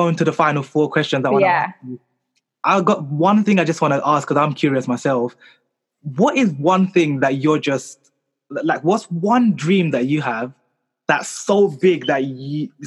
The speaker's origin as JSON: {"language": "English", "region": "London", "country": "United Kingdom", "tie": "born or raised there", "said": "I was born here in London"}